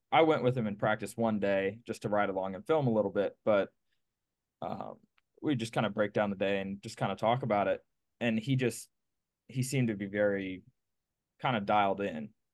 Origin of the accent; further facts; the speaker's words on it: Pennsylvania, United States; moved away as an adult; now in Clewiston, United States; originally, I'm from Pennsylvania.